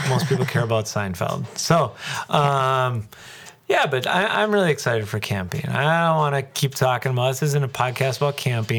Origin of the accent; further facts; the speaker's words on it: Cedarburg, Wisconsin, United States; I was born and raised here.